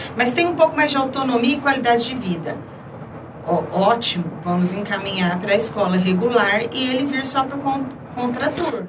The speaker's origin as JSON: {"language": "Portuguese", "town": "Ribeirão Preto", "region": "São Paulo", "country": "Brazil", "tie": "born or raised there", "said": "nasci aqui em Ribeirão Preto mesmo"}